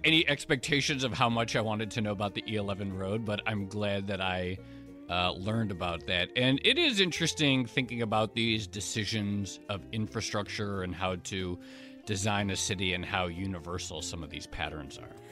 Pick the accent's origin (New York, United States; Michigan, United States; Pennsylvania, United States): Michigan, United States; Detroit; I was born in Detroit